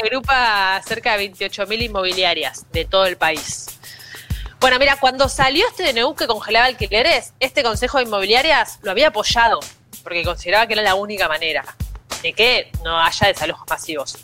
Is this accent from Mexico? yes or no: no; Argentina; now in Buenos Aires, Argentina; nuestro país